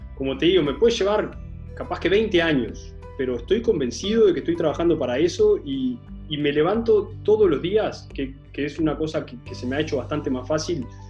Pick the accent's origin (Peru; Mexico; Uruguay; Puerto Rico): Uruguay; acá en Uruguay